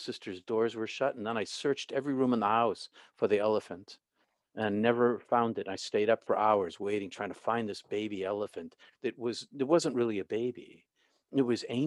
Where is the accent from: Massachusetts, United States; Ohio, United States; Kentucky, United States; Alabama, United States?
Massachusetts, United States; Boston; I grew up in Boston, outside of Boston